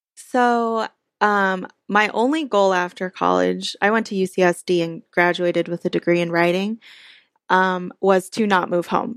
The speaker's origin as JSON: {"language": "English", "area": "Orange County", "region": "California", "country": "United States", "tie": "born or raised there", "said": "I grew up in Orange County, which is a pretty conservative place"}